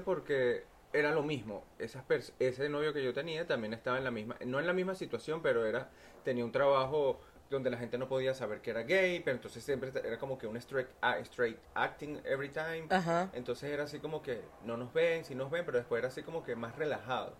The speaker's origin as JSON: {"language": "Spanish", "country": "Venezuela", "moved": "yes", "said": "Yo vengo de Venezuela"}